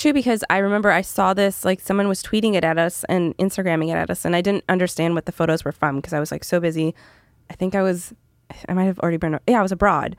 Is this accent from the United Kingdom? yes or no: no; Canada; moved away; I'm from Canada originally